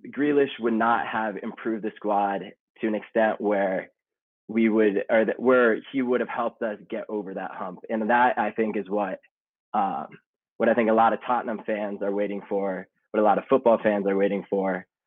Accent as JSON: {"language": "English", "country": "United States", "said": "I am American."}